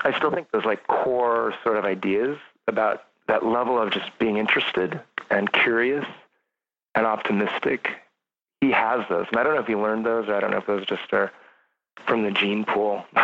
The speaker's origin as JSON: {"language": "English", "area": "between Lodi and Jackson", "region": "rural California", "country": "United States", "tie": "born or raised there", "lives_now": "San Francisco, United States", "said": "I grew up in California. I grew up really rural, uh, kind of between in the Sierras, kind of just at the edge of the Sierras, edge of the San Joaquin Valley"}